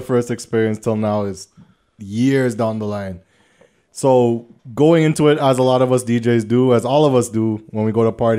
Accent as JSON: {"language": "English", "town": "Scarborough", "region": "Ontario", "country": "Canada", "said": "I'm from Scarborough. Sorry."}